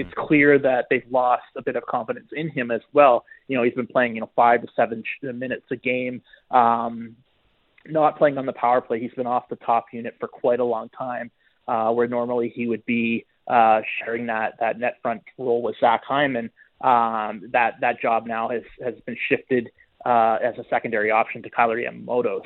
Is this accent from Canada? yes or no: yes; Ontario, Canada; moved away as an adult; also born or lived in Western Canada; now in Edmonton, Canada; I grew up in Ontario and this is only my fourth year, uh, here